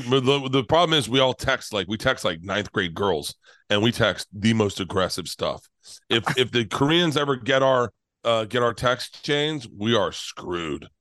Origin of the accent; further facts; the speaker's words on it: Florida, United States; I'm from Florida